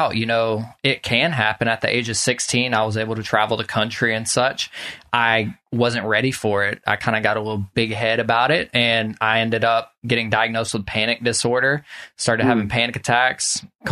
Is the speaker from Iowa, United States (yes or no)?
no; Social Circle, Georgia, United States; I grew up in Social Circle here where I'm